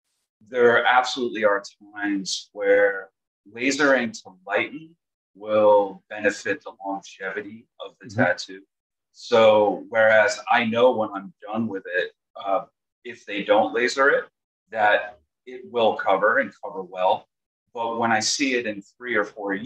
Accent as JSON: {"language": "English", "region": "New York", "country": "United States", "tie": "born or raised there", "said": "So I'm from New York. I've always been in New York."}